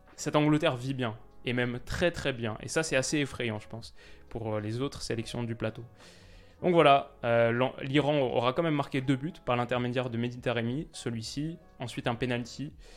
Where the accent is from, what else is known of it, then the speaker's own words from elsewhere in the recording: France; en tant que Français